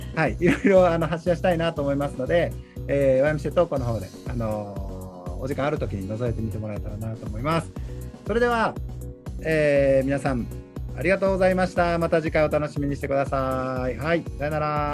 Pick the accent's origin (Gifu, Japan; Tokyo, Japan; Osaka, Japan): Osaka, Japan; 僕は大阪ですから